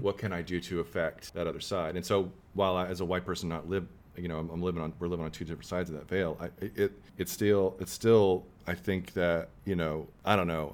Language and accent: English; Texas, United States; we're from Texas